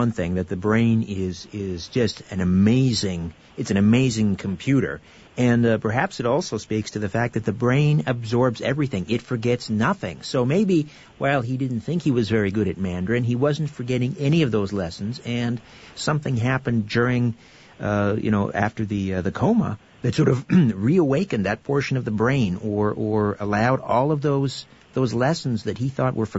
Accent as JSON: {"language": "English", "town": "Brantford", "region": "Ontario", "country": "Canada", "said": "Well, I'm from Brantford, Ontario, originally, which is the telephone city."}